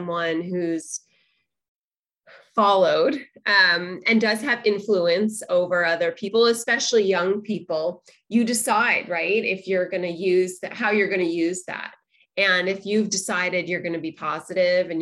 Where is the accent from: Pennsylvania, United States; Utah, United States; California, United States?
California, United States; Los Angeles; I grew up in Los Angeles